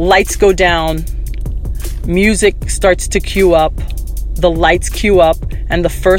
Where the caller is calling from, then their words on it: Miami, Florida, United States; I'm calling from Miami